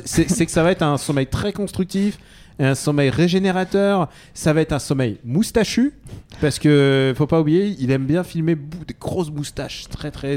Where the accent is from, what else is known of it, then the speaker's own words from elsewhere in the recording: France; Je suis russe. Enfin, je suis né en France, mais, mais, je, suis, mais je suis russe de cœur